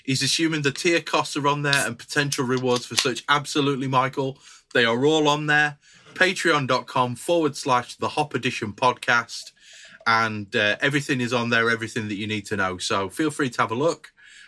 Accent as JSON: {"language": "English", "town": "Barcelona", "region": "Catalonia", "country": "Spain", "said": "I know nothing. I'm from Barcelona."}